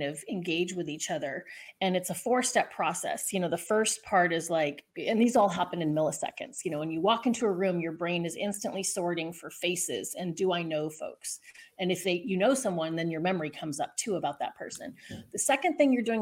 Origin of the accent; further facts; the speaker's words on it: Southern California, United States; I'm from Southern California